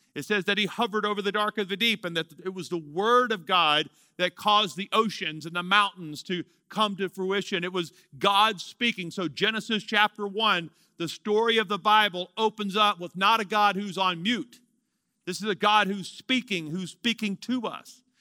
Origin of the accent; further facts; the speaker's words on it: Louisiana, United States; moved away as an adult; also born or lived in Amarillo, Texas; I'm from Louisiana.